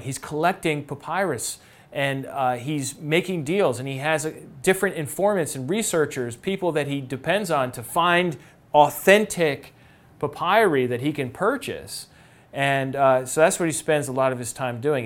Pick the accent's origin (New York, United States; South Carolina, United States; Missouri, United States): New York, United States; I'm a New Yorker. I'm part Irish.